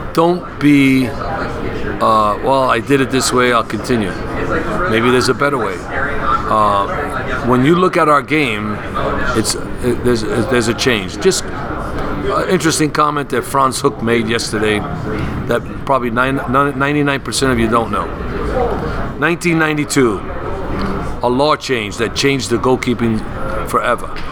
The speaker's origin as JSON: {"language": "English", "town": "New York City", "region": "New York", "country": "United States", "tie": "born or raised there", "also_born_or_lived": "Long Island", "said": "born and raised in the Bronx, Long Island"}